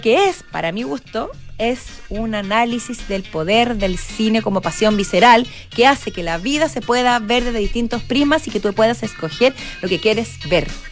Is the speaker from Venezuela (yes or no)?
no; Chile; como chileno